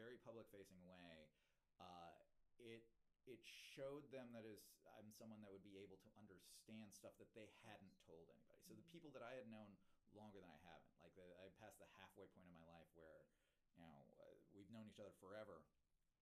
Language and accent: English; Kentucky, United States; moved away; I grew up in Kentucky